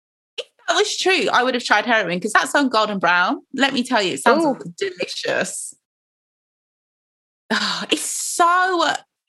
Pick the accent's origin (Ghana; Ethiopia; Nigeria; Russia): Nigeria; now in United Kingdom; I'm Nigerian